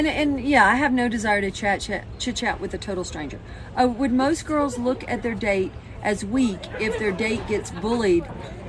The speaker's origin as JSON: {"language": "English", "country": "United Kingdom", "lives_now": "Texas, United States", "said": "I'm British in Texas."}